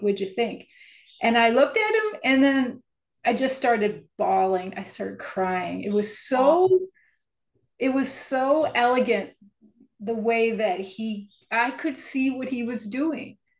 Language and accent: English; Upper Peninsula of Michigan, United States; moved away as an adult; also born or lived in Detroit, Michigan; now in East Lansing, United States; I was born in Detroit and raised in the Upper Peninsula of Michigan. So I've pretty much been a Michigander my whole life